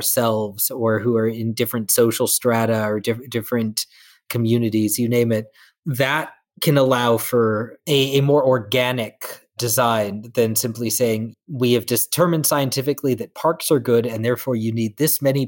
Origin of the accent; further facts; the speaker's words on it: Southern California, United States; the house that I grew up in Southern California